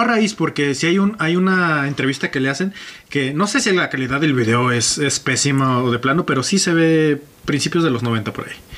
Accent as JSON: {"language": "Spanish", "country": "Mexico", "said": "aquí en mi país"}